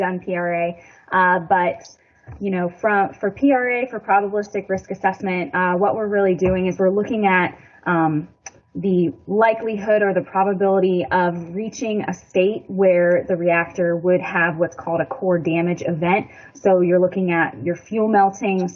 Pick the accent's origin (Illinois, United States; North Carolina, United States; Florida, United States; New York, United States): Florida, United States; moved away as an adult; also born or lived in South Carolina; now in Surry, United States; I grew up in Florida